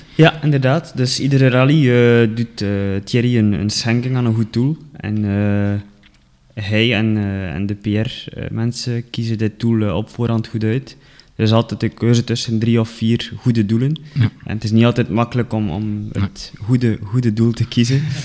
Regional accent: Ledegem, Flanders, Belgium; accent: West Flemish; moved away as an adult; now in Kruishoutem, Belgium; ik ben afkomstig van Ledegem

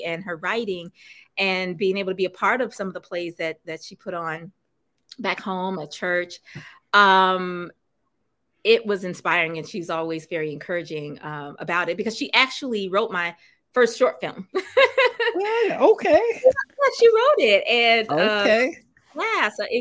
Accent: Memphis, Tennessee, United States; now in Los Angeles, United States; my hometown. I'm from Memphis

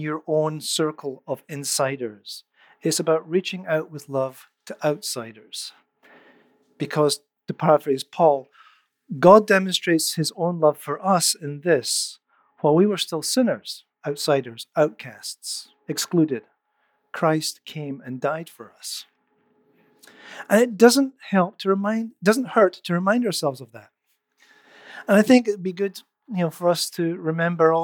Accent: Scotland, United Kingdom; moved away as an adult; also born or lived in Netherlands; now in Canada; I grew up in Scotland. I became a believer when I was 17. I moved to the Netherlands when I was 21, but it wasn't until I moved to Canada at the age of 26

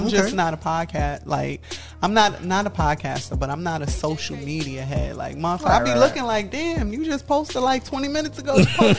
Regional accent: New York City, New York, United States; I'm from Brooklyn.

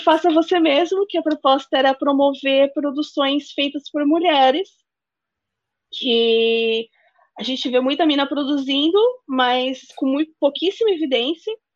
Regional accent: Northeast Region, Brazil; a gente é do Nordeste

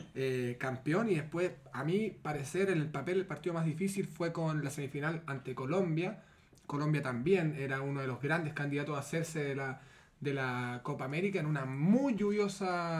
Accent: Chile; somos todos chilenos

